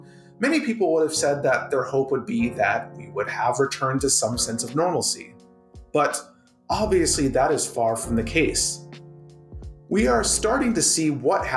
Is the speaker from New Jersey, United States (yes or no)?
no; Minnesota, United States; now in Canada; My home state of Minnesota